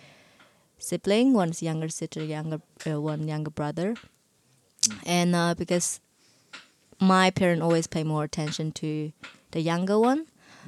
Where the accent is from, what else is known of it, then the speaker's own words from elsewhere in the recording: China; moved away as an adult; the life that I have in China before, it's just like another lifetime, man.